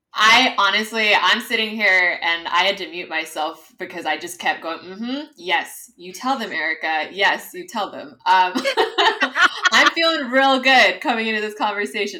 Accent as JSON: {"language": "English", "town": "Los Angeles", "region": "California", "country": "United States", "moved": "as an adult", "lives_now": "Madrid, Spain", "said": "I am originally from Los Angeles, California"}